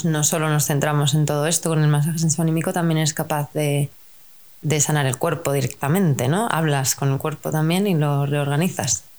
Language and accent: Spanish; Spain; en nuestra cultura, si somos españoles